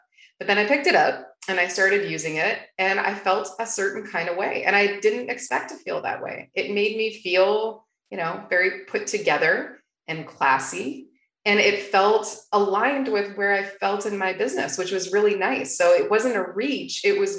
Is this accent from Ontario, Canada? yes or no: yes; Toronto, Ontario, Canada; now in Arizona, United States; ever since I moved to Arizona from Toronto, Canada.